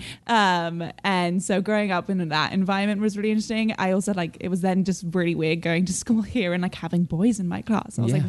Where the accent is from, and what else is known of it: London, United Kingdom; born or raised there; moved away as an adult